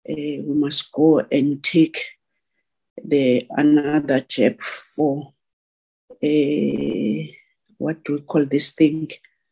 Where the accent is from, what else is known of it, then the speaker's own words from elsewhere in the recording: South Africa; We are all keen to go out as South African loving sport, a woman and man.